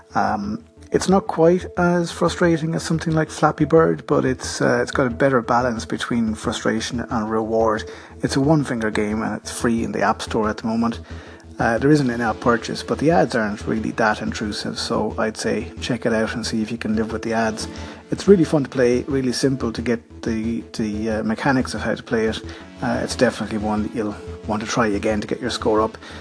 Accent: Ireland; accent: Irish; my Irish accent

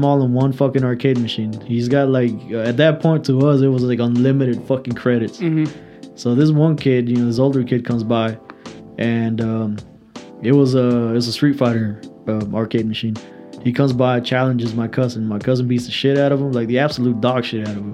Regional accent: Mexico; moved away; I grew up in Mexico for a good while

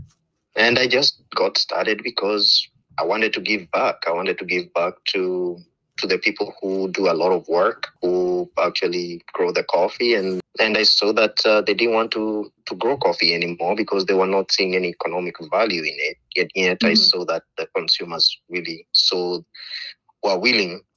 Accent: Kenya; moved away as an adult; now in Portland, United States; I was born and raised in Kenya and came here to the U.S. to study aviation

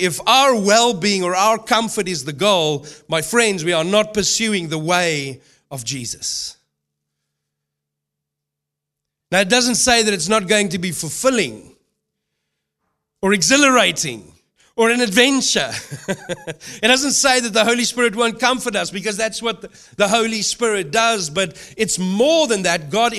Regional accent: South Africa; moved away; also born or lived in New Zealand / United Kingdom / Melbourne, Australia / Brisbane, Australia; I've lived in New Zealand, lived in the UK, I've lived in Melbourne, I've lived in Brisbane. I come from South Africa.

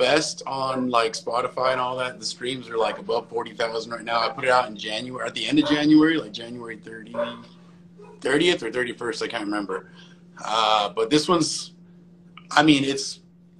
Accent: Ridgecrest, California, United States; moved away as an adult; also born or lived in Sherman Oaks, California; now in Nashville, United States; I'm from this place called Ridgecrest, California. It's like this middle of nowhere desert town.

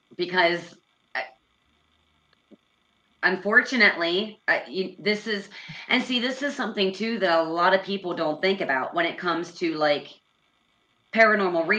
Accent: Pennsylvania, United States; now in Indiana, United States; So we are both from Pennsylvania

